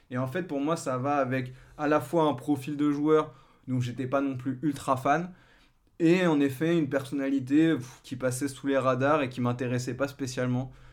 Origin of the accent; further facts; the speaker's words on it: France; je pense, quand on est français de notre génération, qui nous a forcément marqué.